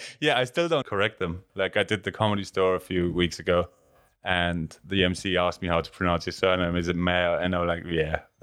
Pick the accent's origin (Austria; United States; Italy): Austria; Lamprechtshausen, Salzburg; accent: German accent; English is a second language; now in United Kingdom; I'm from the Bavarian border, so my dialect is exactly the same as